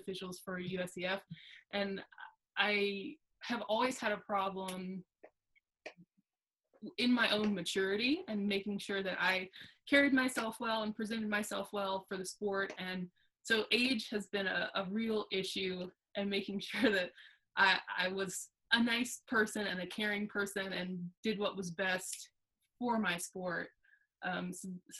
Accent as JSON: {"language": "English", "town": "Alexandria", "region": "Virginia", "country": "United States", "moved": "yes", "lives_now": "Brooksville, United States", "said": "I'm currently located, I live in Brooksville, Mississippi. I'm originally from Alexandria, Virginia."}